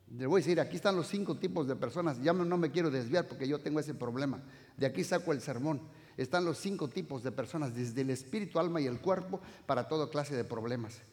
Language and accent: Spanish; Uruapan, Michoacán, Mexico; Yo soy de Uruapan